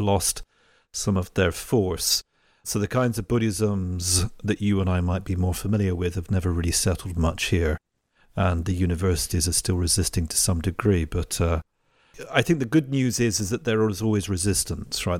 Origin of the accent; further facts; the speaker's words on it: England, United Kingdom; moved away as an adult; now in Italy; I'm English, right? So I grew up in England